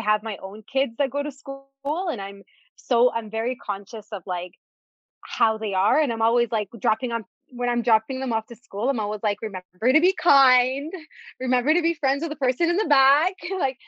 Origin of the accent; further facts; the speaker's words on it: Canada; also born or lived in Dubai, United Arab Emirates; So I was born in Dubai and we moved to Canada when I was in grade 3.